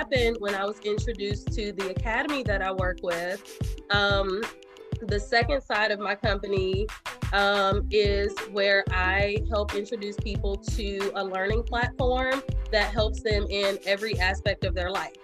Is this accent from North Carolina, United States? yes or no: yes; Winston-Salem, North Carolina, United States; also born or lived in Virginia; now in Marietta, United States; North Carolina, preferably Winston-Salem, my hometown